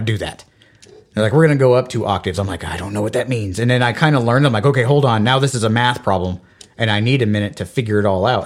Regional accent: United States; I, as an American

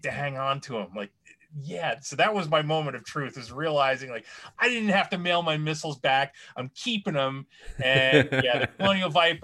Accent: Long Island, New York, United States; I grew up in Long Island

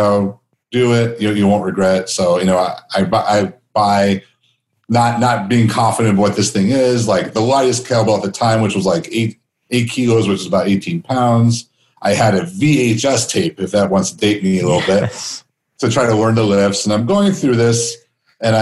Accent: Chicago, Illinois, United States; also born or lived in Phoenix, Arizona; now in Las Vegas, United States; growing up in Chicago, I spent most of my time in Phoenix

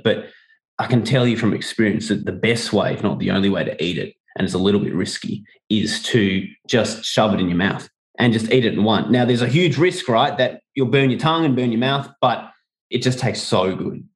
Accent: Melbourne, Victoria, Australia; 我 的 老 家 墨 尔 本

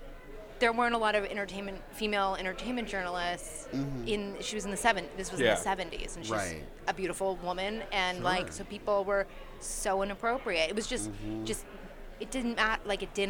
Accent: West Hollywood, California, United States; I live in L.A., so I'm in a very liberal... I'm from West Hollywood. Yeah. Like, I'm from a very liberal area

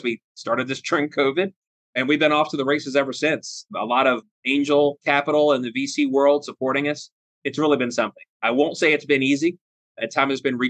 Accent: Annapolis, Maryland, United States; moved away as an adult; now in Ohio, United States; I'm an Annapolis native, born and raised in Annapolis

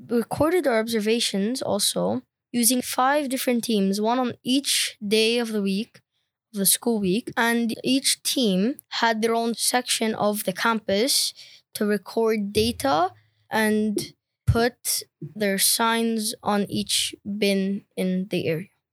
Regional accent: Lebanon; I'm from Lebanon

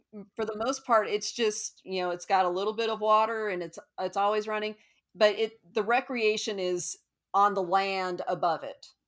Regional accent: Parker, Colorado, United States; moved away as an adult; also born or lived in Aurora, Colorado / Evanston, Illinois / Houston, Texas; I am originally from Colorado

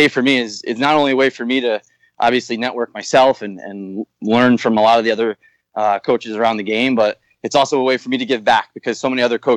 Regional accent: New Haven, Connecticut, United States; And I'm from New Haven, Connecticut, so I had some relationships with the people here at Yale, just being a local

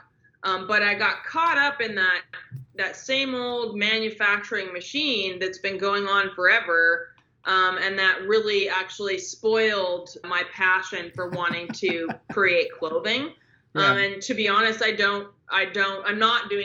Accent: Southern California, United States; growing up in Southern California

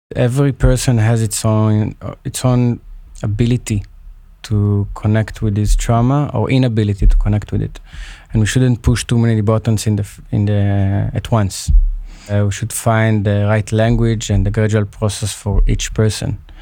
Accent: Israel; I grew up in Israel, but of course with origins in Libya

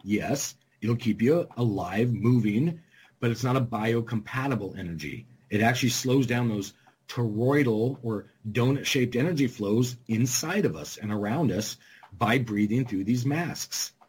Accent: California, Arizona, West Coast, United States; moved away; I grew up in California, Arizona, just all on the West Coast.

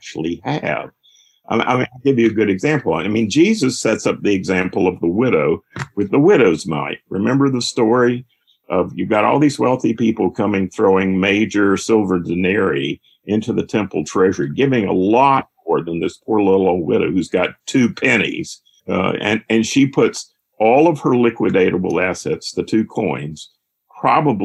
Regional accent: High Point, North Carolina, United States; I grew up in High Point, North Carolina

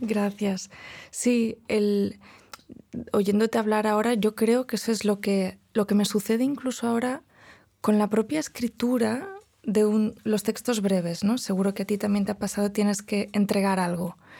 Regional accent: Spain; first language Galician, Catalan; Spanish is a second language; moved away as an adult; now in Princeton, United States; el español es mi lengua, mm. pero no es mi lengua materna, porque hablo gallego con mi madre, ni mi lengua paterna, que es el catalán

